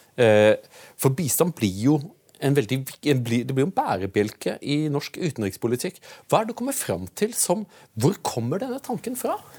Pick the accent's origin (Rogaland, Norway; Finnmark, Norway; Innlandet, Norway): Rogaland, Norway; Utsira; Jeg kommer jo fra Utsira